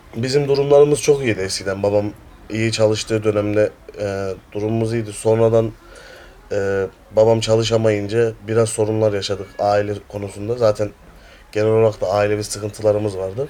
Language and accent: Turkish; Ankara, Turkey; also born or lived in Sivas; Ankara'da doğdum, büyüdüm.